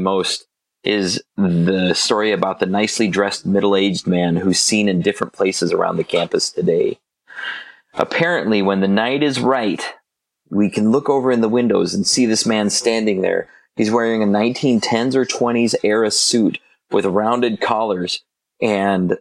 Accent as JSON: {"language": "English", "town": "Omaha", "region": "Nebraska", "country": "United States", "tie": "born or raised there", "said": "When I was growing up in the Miller Park neighborhood"}